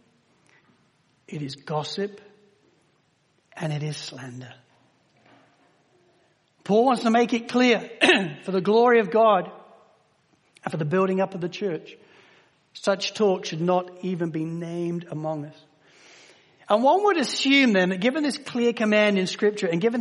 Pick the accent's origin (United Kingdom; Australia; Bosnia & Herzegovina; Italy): United Kingdom; Spalding, East Midlands; moved away; growing up in Spalding in Lincolnshire in the United Kingdom